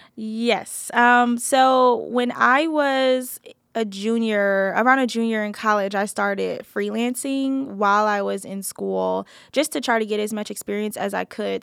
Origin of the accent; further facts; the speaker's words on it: New Jersey, United States; moved away; I grew up in New Jersey